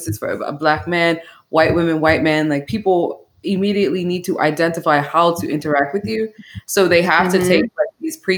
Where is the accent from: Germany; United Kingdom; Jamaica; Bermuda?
Bermuda; moved away; also born or lived in Atlanta / Canada / Netherlands; I grew up in Bermuda, which is, it's an island in the Atlantic